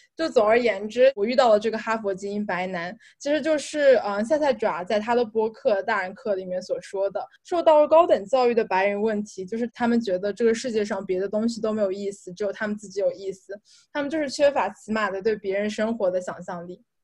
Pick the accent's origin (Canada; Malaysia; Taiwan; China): China; moved away as an adult; 我作为一个中国人